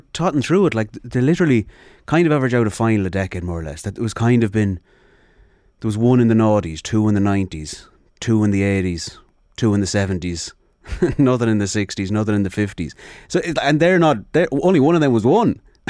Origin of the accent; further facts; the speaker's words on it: Sligo, Connacht, Ireland; because I'm obviously from Sligo